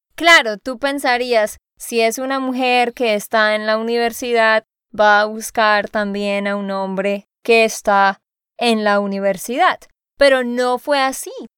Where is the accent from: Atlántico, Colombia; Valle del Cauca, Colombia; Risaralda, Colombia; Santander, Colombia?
Santander, Colombia; de Santander, Colombia